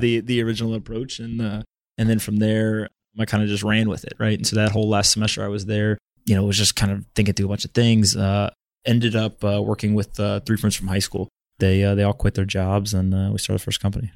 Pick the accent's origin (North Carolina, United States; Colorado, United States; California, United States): North Carolina, United States; moved away as an adult; also born or lived in South Florida / Silicon Valley; I grew up in North Carolina. I was born in South Florida, but grew up there.